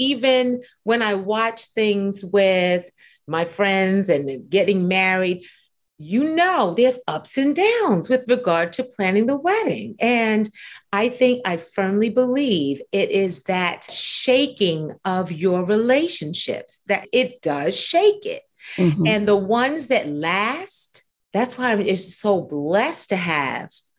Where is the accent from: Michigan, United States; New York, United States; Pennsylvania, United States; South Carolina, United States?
New York, United States; New York City; we grew up in Brooklyn